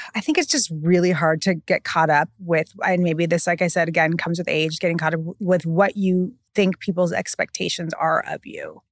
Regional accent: California, United States; now in New York, United States; I'm so from California

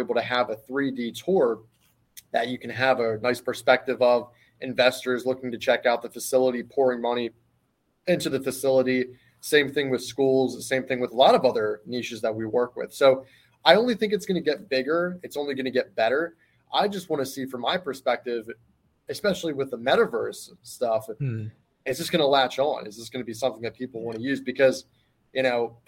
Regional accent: Philadelphia, Pennsylvania, United States; I'm from Philadelphia, fighting city of brotherly love.

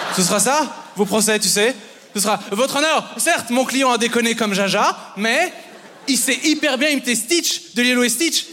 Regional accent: Belgium; je, suis belge, euh, mais mon père est français

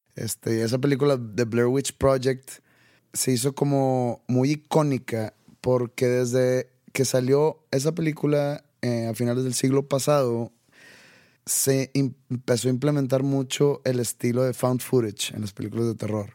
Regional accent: Mexico; Estando en México, estamos muy pegados a Estados Unidos.

